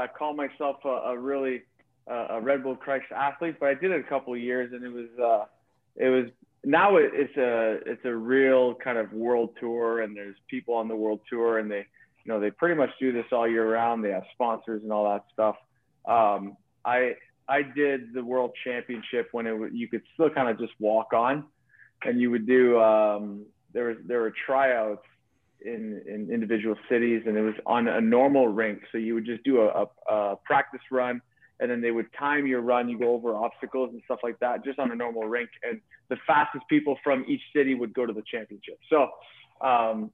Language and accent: English; Ottawa, Ontario, Canada; Born and raised in Ottawa